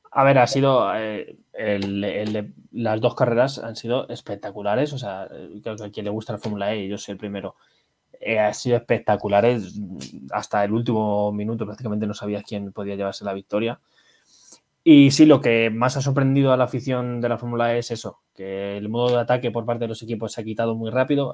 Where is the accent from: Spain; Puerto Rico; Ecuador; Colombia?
Spain; Somos españoles